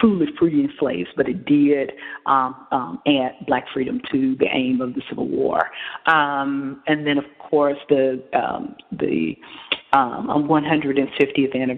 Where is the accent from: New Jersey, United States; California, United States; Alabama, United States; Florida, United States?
Alabama, United States; Montgomery; I live in Montgomery, that's my hometown